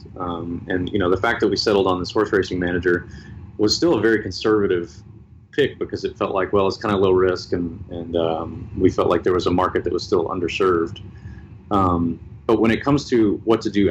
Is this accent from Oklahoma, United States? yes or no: no; Tennessee, United States; I grew up in Tennessee